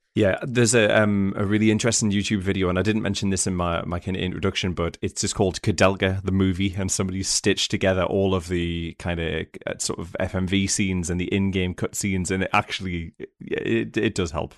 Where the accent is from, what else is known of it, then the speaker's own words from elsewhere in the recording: United Kingdom; as a British person